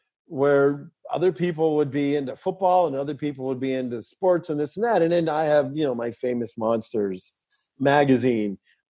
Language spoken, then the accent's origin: English; Pittsburgh, Pennsylvania, United States; everybody had kind of caught up to the world that I had been existing in since I grew up in Pittsburgh, which is, you know, the zombie mythology.